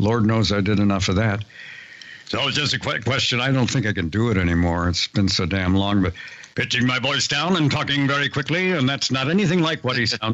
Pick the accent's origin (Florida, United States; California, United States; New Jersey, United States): California, United States; San Diego; We're both from San Diego